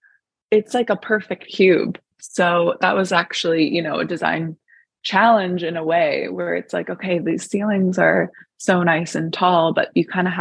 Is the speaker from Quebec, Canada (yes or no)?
no; Toronto, Ontario, Canada; moved away as an adult; also born or lived in Vancouver, Canada / New York, United States; now in Dublin, Ireland; I grew up, I'm from Toronto, Canada